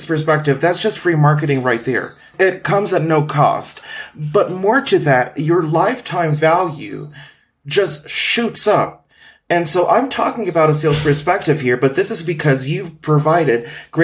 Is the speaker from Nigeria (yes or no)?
no; Philippines; moved away as an adult; now in Guadalajara, Mexico; I was born in the Philippines and I lived in many places in the Philippines from the southern region to the northern region. I'm now living in Mexico. I'm an immigrant here